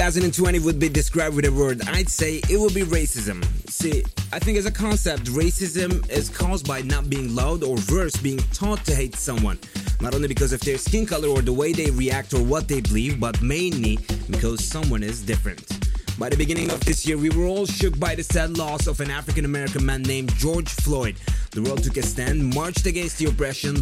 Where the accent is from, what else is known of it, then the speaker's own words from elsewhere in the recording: Turkey; my hometown Turkey